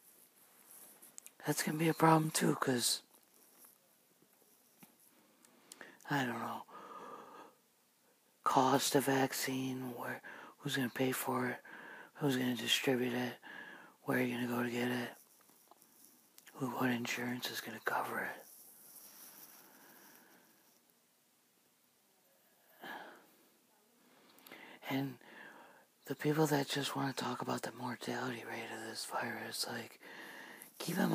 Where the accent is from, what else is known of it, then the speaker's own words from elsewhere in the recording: United States; here in America